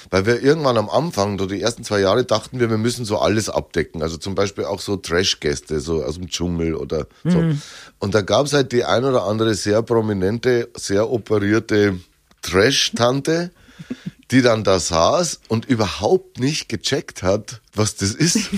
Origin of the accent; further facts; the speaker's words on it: Bavaria, Germany; accent: Lower Bavarian; dass man mich, glaube ich, gut versteht und trotzdem hört, wo ich herkomme. Und das Oberbayerische sagt man ja, ist die edlere Variante und das Niederbayerische wäre das gröbere.